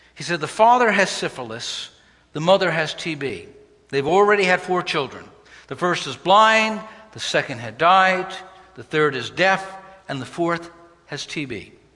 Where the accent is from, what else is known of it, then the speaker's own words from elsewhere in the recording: New York City, New York, United States; a young person growing up in Brooklyn, New York on 28th Street.